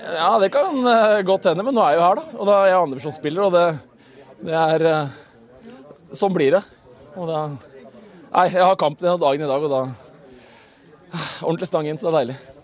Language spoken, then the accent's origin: Norwegian; Bærum, Akershus, Norway; moved away; jeg er fra Bærum